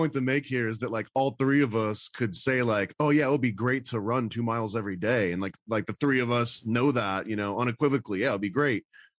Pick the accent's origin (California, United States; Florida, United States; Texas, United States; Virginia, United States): Florida, United States; also born or lived in upstate New York; And I moved from upstate New York to Florida around the same thing, 7 or 8.